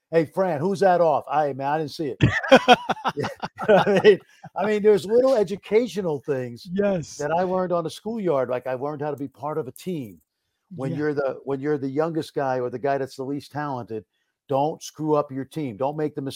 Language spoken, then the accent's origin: English; New York City, New York, United States; moved away as an adult; now in Dallas, United States; I grew up in Brooklyn, New York